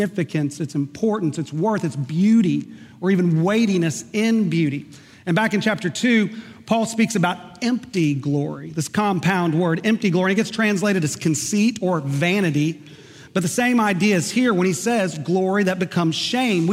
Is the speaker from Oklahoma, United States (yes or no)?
yes; Oklahoma, United States; moved away; I grew up in Oklahoma